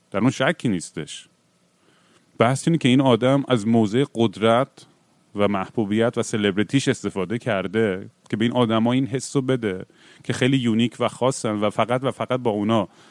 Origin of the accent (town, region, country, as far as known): Iran; born or raised there